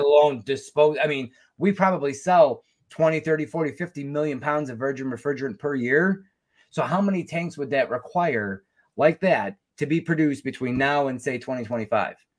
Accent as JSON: {"language": "English", "country": "United States", "said": "I was a technician from the United States"}